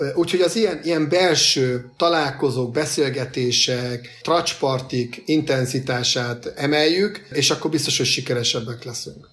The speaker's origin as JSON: {"language": "Hungarian", "country": "Hungary", "said": "mi magyarok"}